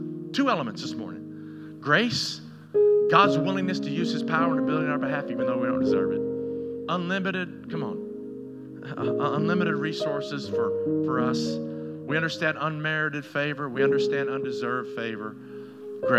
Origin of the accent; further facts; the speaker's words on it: Tennessee, United States; growing up in Tennessee where I was and all my junior high years and my high school years